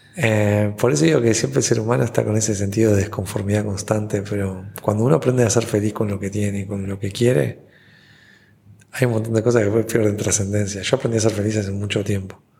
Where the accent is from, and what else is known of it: Uruguay; moved away as an adult; now in Puerto Rico